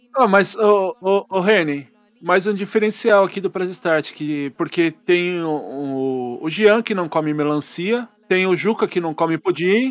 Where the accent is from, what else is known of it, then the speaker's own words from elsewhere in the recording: Brazil; eu como brasileiro